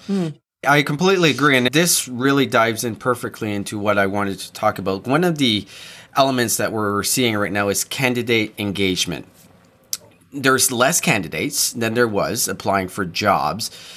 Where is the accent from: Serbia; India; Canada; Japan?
Canada; New Brunswick; I grew up really close to Nova Scotia. I grew up in New Brunswick